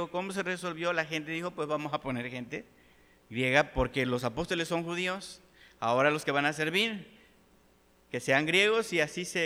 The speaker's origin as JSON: {"language": "Spanish", "country": "Mexico", "said": "hay una iglesia de puros mexicanos y yo soy mexicano"}